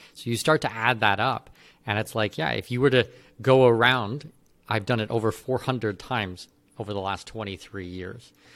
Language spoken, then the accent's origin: English; Canada; moved away; I'm, I'm not an American citizen, I'm a Canadian citizen.